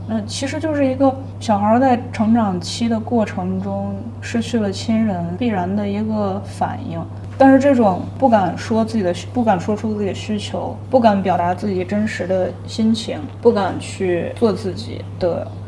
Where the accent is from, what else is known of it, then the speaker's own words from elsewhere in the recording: Shaanxi, China; 我们陕西人